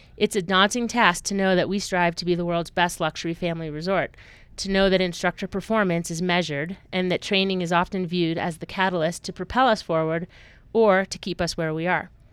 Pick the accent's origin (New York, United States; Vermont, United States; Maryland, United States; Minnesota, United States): Vermont, United States; Woodstock; moved away as an adult; now in Colorado, United States; I grew up in a small Vermont town, Woodstock, Vermont, where skiing was a way of life in the winter.